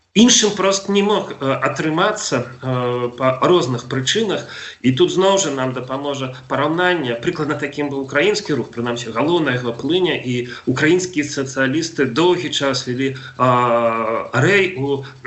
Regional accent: Belarus; мы беларусы

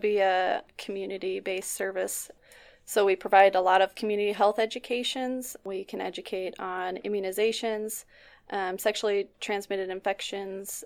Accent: Nikiski, Alaska, United States; I'm from Nikiski, Alaska, and I've lived here, I went to college outside and then I came back

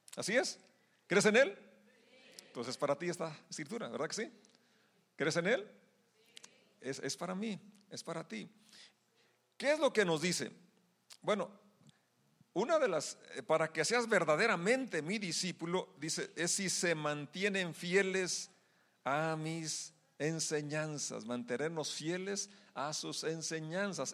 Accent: Mexico; como mexicanos celebramos nuestra independencia

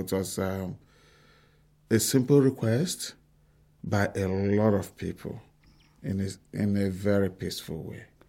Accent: Bori, Rivers State, Nigeria; I grew up, uh, in a small town called Bori

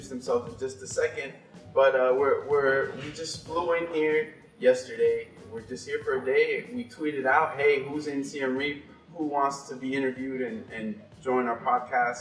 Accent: Miami, Florida, United States; moved away; I'm from Miami myself

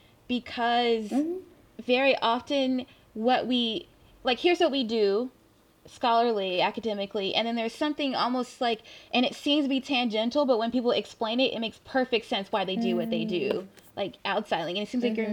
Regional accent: the South, United States; I'm from the South.

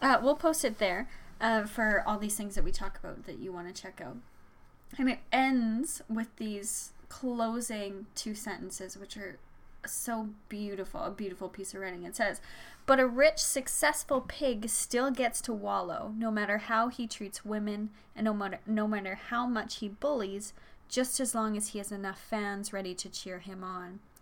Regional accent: Red Deer, Alberta, Canada; also born or lived in Saskatchewan; I moved to Deer from Saskatchewan when I was ten

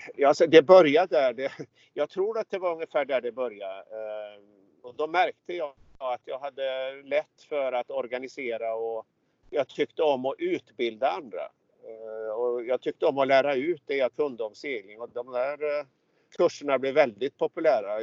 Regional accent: Hunnebostrand, Västra Götaland, Sweden; just nu i Hunnebostrand på västkusten där jag är ifrån

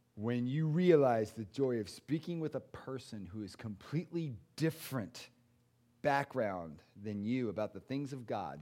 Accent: United States; I'm an American

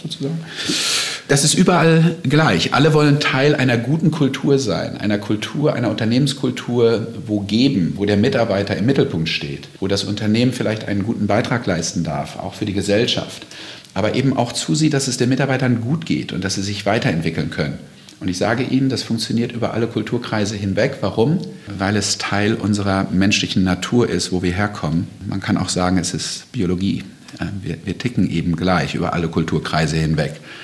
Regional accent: North Rhine-Westphalia, Germany; moved away as an adult; now in United States; ich komme ja aus Westfalen

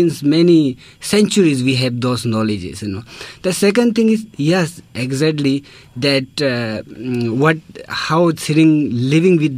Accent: Ladakh, India; moved away; I'm from India

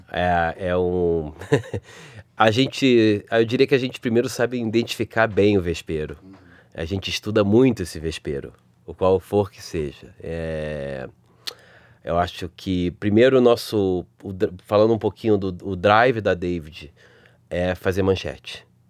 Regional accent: Rio de Janeiro, Brazil; accent: carioca; o meu sotaque carioca

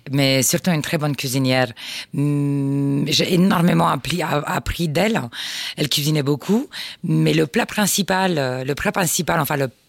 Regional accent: Constanța, Constanța County, Romania; born there; Je suis, plus, je suis né plus exactement à Constanța, mais de la région de Dobrogea.

